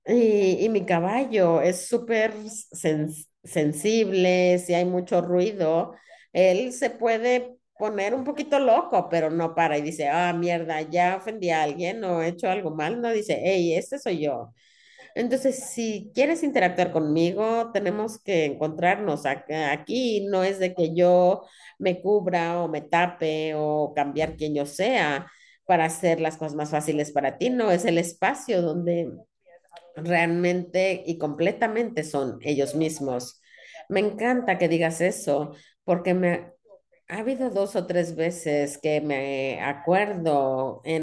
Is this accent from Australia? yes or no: yes; Sydney, New South Wales, Australia; Cuando yo era chiquita, yo crecí en Sydney, pero íbamos a, a Gales, íbamos al rancho de un primo